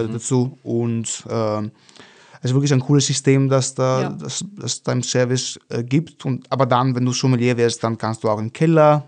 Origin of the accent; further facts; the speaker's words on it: Venice, Veneto, Italy; German is a second language; moved away as an adult; now in Vienna, Austria; ich bin, bin Venezianer, also ich komme aus Venedig